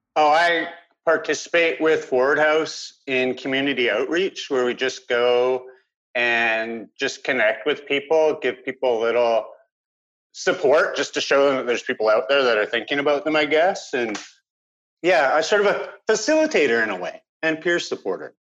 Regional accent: Vancouver Island, British Columbia, Canada; I grew up on Vancouver Island.

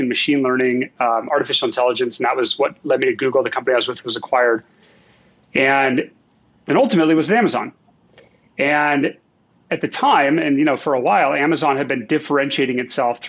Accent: Seattle, Washington, United States; moved away as an adult; I grew up in Seattle

